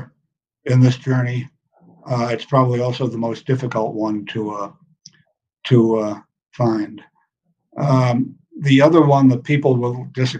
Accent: New York City, New York, United States; I grew up in New York City. I grew up in Manhattan

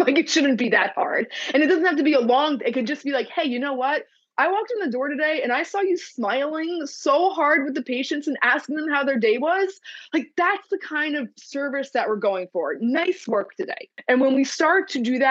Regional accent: New Jersey, United States; I'm from New Jersey.

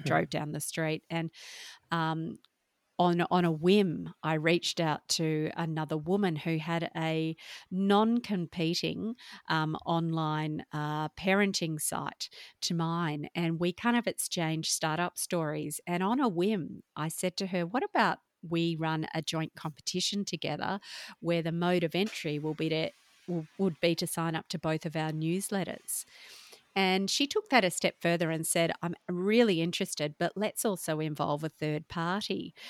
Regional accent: Perth, Western Australia, Australia; also born or lived in Melbourne; was born in Melbourne, but grew up in Perth with a single mum

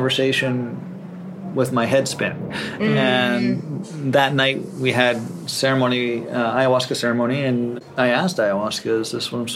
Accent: Rosebud Indian Reservation, South Dakota, United States; moved away; I grew up on the Rosebud Indian Reservation for a part of my childhood up in North America and South Dakota.

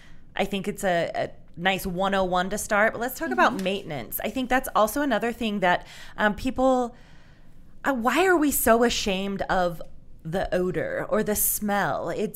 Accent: Utah, United States; we're all from Utah.

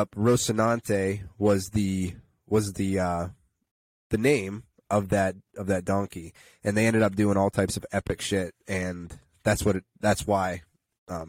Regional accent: Karns City / Chicora area, Pennsylvania, United States; also born or lived in Pittsburgh, Pennsylvania; now in Slippery Rock, United States; I'm from the Carson City, Shakora area

